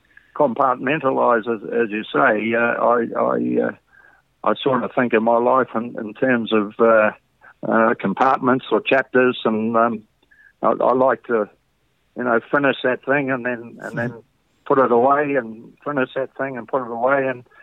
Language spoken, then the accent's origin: English; Auckland, New Zealand; It wasn't very fashionable to be an islander in New Zealand in those days.